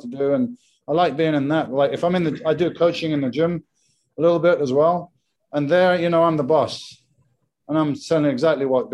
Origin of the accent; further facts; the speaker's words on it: England, United Kingdom; moved away as an adult; now in Spain; I'm English